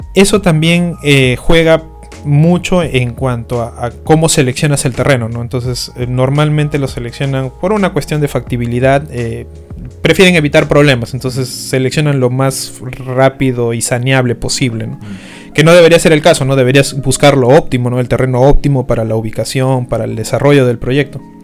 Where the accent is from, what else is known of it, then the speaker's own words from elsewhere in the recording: Iquitos, Loreto, Peru; en Iquitos, que es mi tierra